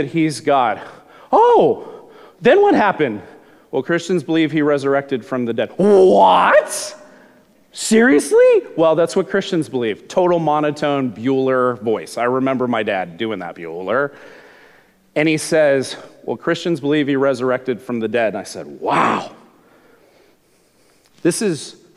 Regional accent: Glendale, California, United States; I grew up in Southern California, in Glendale, California

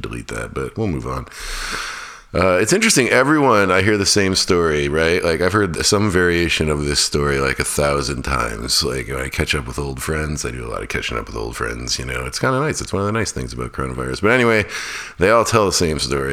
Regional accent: Fairbanks, Alaska, United States; now in North Carolina, United States; my hometown of Fairbanks, Alaska

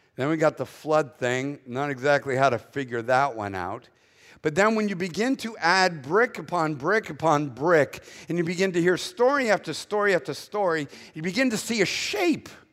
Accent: Boston, Massachusetts, United States; accent: Northern; moved away as an adult; now in Southern United States, United States; I was born in Boston first

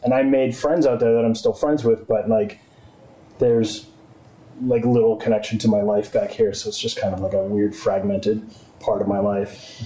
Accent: Exeter, New Hampshire, United States; also born or lived in Arizona; I grew up in Exeter

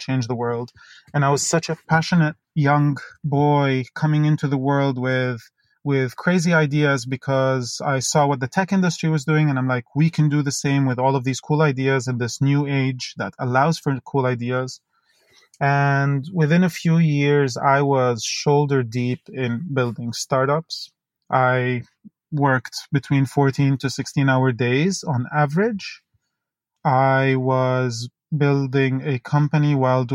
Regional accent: Dubai, United Arab Emirates; I grew up in Dubai. I was born there to polar opposite parents

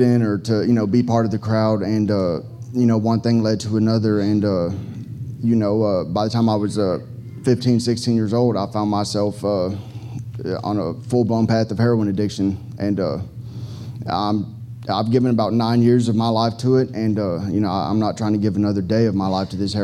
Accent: Fort Worth, Texas, United States; now in Houston, United States; from Fort Worth, Texas

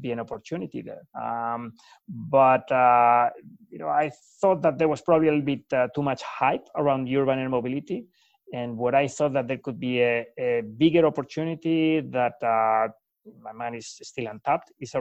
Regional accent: Madrid, Community of Madrid, Spain; moved away as an adult; I'm from Spain, born and raised in Madrid, where I studied aerospace engineering

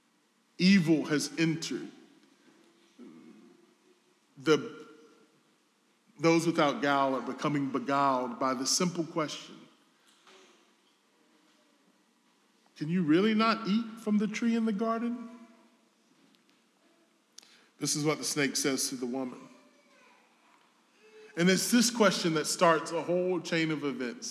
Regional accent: the South, United States; I'm from the South.

